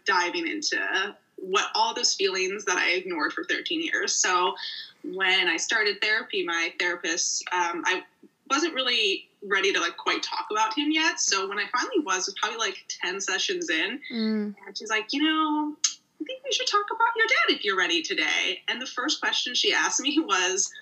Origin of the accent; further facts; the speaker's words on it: Morton Grove, Chicago suburbs, Illinois, United States; I am from the Chicago suburbs, Morning Grove to be exact. And yeah, it was a very smooth childhood.